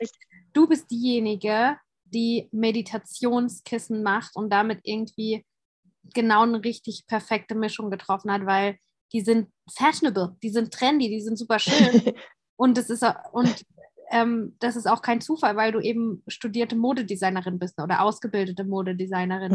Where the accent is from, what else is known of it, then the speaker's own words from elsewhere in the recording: St. Leon-Rot, Baden-Württemberg, Germany; ich bin ja dort aufgewachsen